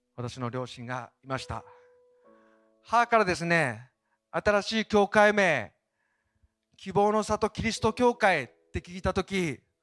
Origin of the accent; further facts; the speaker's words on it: Obihiro, Hokkaido, Japan; moved away; 帯広に行く際は、ぜひ、かな、片田舎にあります、私の実家